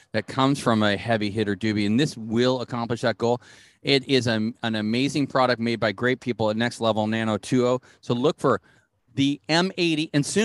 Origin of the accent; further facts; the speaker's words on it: Washington, District of Columbia, United States; And I'm …. I'm here from DC. From Wash, DC? Yeah. The nation's capital.